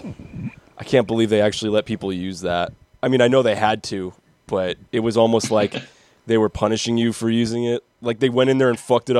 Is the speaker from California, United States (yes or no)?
yes; Prunedale, California, United States; I'm from Prunedale.